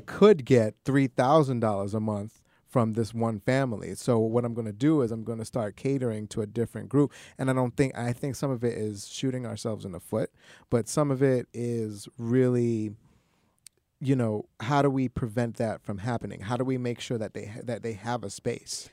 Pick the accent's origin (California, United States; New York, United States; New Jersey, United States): New York, United States; New York City; I, I grew up and w, born and raised in Queens